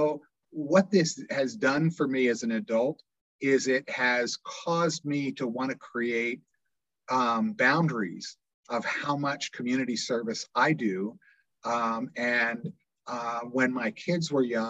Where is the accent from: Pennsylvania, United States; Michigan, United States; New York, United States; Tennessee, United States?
Pennsylvania, United States; Doylestown; I grew up in Doylestown Borough